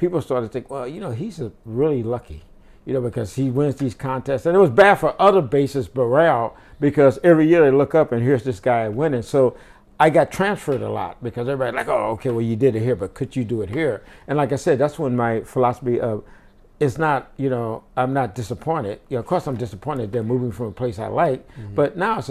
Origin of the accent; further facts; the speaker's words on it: St. Louis, Missouri, United States; moved away as an adult; I grew up in St. Louis, and my area was predominantly black